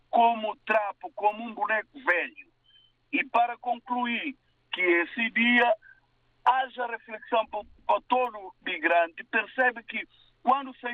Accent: São Tomé, São Tomé & Príncipe; moved away; eu nasci em São Tomé.

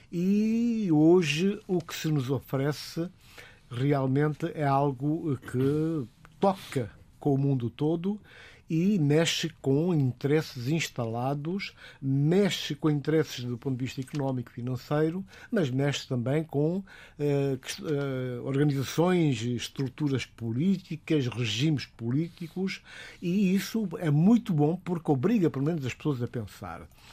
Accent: Guinea-Bissau; como africano, como guineense

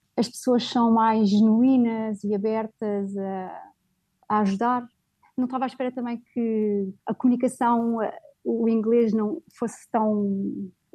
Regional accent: Portugal; also born or lived in Middle East; now in Riyadh, Saudi Arabia

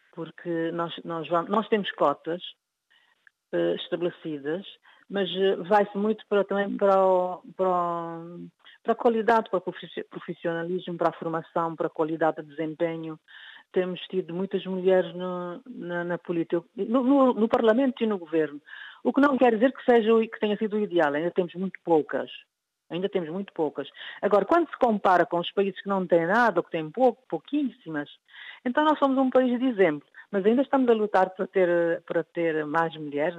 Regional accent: Cape Verde; sou de Cabo Verde

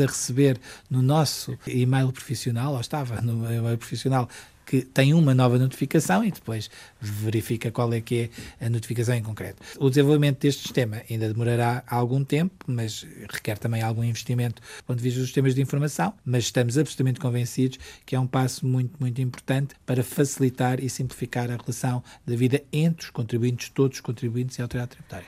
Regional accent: Portugal; also born or lived in Macau; como português

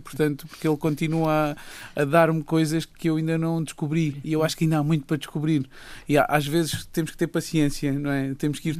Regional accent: Raia, Alentejo, Portugal; E eu, eu, eu cresci na Raia

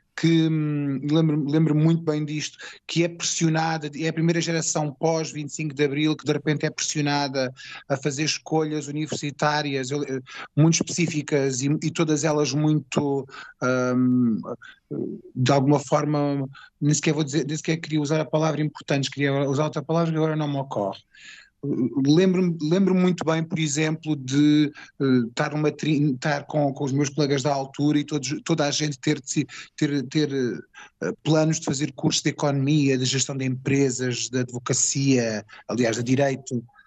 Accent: Alentejo, Portugal; sou alentejano

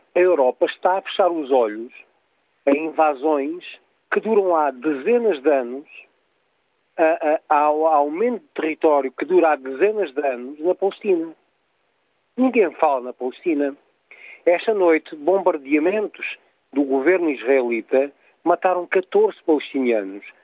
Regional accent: Portugal; eu, como português

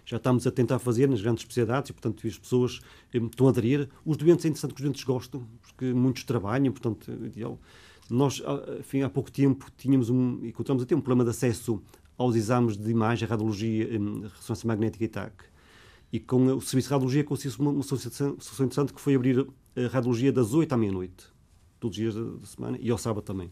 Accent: Porto, Norte, Portugal; also born or lived in Lisbon; Porto é a minha cidade natal de eleição.

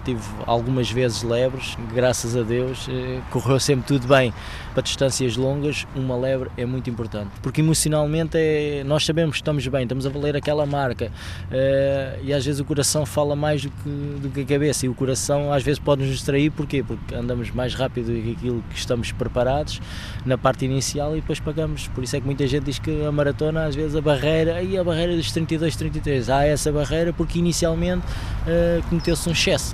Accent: Santiago dos Velhos, Lisbon, Portugal; o Santiago Futebol Clube, que era da minha terra

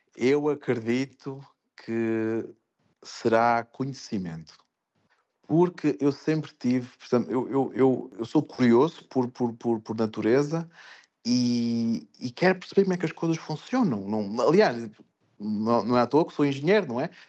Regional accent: Portugal; moved away as an adult; also born or lived in France / Spain / England; now in Fujairah, United Arab Emirates; nós como portugueses

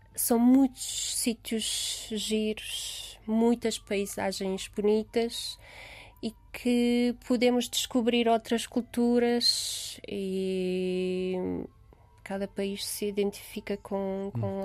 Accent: Romania; born or raised there; Portuguese is a second language; moved away as an adult; now in Lisbon, Portugal

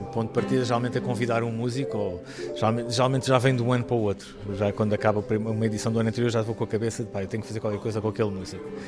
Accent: Estremoz, Alentejo, Portugal; Estremoz, que é a minha terra, é onde eu estou a viver.

